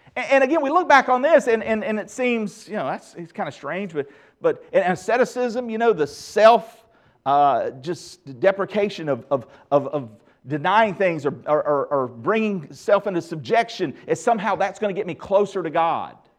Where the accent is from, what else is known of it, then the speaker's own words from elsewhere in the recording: the Bible Belt, United States; growing up in the Bible Belt